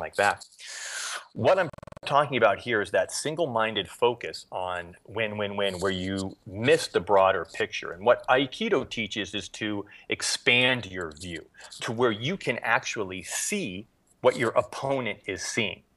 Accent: Erie, Pennsylvania, United States; moved away as an adult; also born or lived in Japan; I grew up in Erie, Pennsylvania

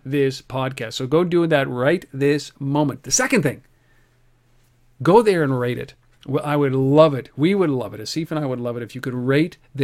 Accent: Canada; I'm a Canadian

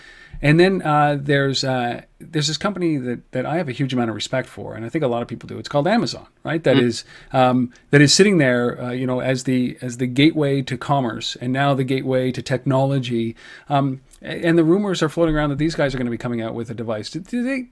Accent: Canada; I'm Canadian

